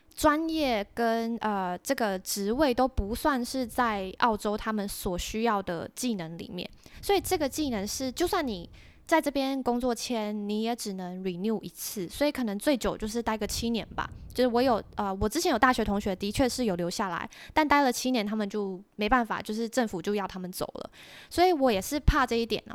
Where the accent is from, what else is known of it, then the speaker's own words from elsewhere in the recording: Taiwan; moved away as an adult; also born or lived in Australia; now in Singapore; 我是台湾人